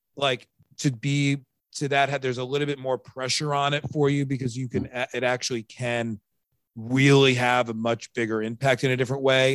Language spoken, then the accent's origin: English; Long Island, New York, United States; I'm from Long Island